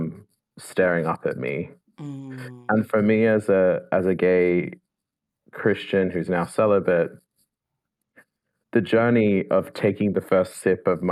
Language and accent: English; Sydney, New South Wales, Australia; moved away as an adult; now in Oxford, United Kingdom; I'm from Sydney, Australia. Originally